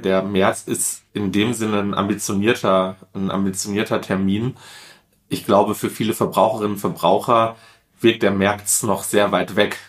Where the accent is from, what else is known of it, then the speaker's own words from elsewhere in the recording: Duisburg, North Rhine-Westphalia, Germany; gebürtiger Duisburger, in Duisburg aufgewachsen, komme eigentlich aus einer ganz klassischen Ruhrgebietsfamilie